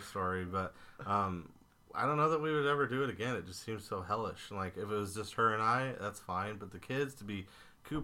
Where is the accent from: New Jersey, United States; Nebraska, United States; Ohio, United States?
Nebraska, United States; Grand Island; born or raised there; now in Omaha, United States